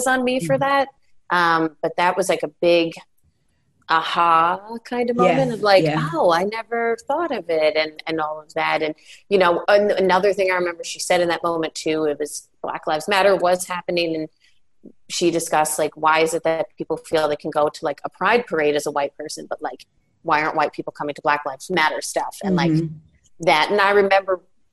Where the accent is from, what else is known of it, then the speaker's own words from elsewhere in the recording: Long Island, New York, United States; I'm from New York, grew up on Long Island.